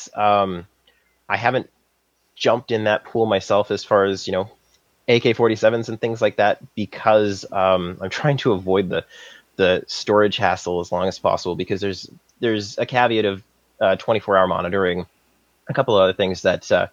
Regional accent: Saskatchewan, Canada; moved away as an adult; now in Vancouver, Canada; I'm from Saskatchewan, and I studied mechanical engineering at the University of Saskatchewan

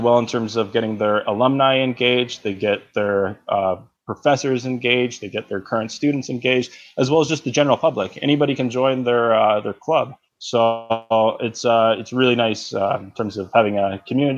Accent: Calgary, Alberta, Canada; also born or lived in Ottawa; I grew up in Calgary, moved to Ottawa

